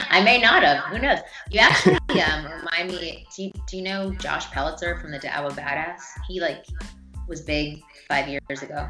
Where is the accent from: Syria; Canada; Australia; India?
Canada; Toronto, Ontario; moved away as an adult; now in United States; I'm from Toronto originally